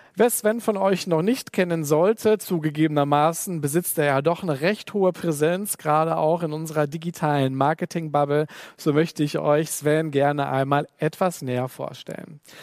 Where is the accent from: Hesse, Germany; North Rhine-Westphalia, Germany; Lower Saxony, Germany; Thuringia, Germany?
North Rhine-Westphalia, Germany; the Ruhr area; Ich selber komme auch aus dem Pott